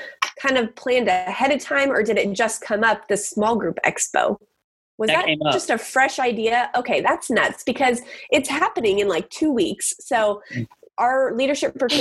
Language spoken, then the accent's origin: English; California, United States; moved away; I'm from California, and I don't know if this is not a thing in California or just not the churches I was